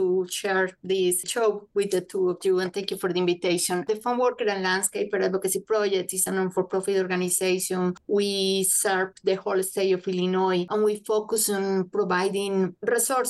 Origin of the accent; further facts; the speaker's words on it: Colombia; English is a second language; moved away as an adult; now in United States; I'm originally from Colombia, an immigrant myself. I remember when I got this country 25 years ago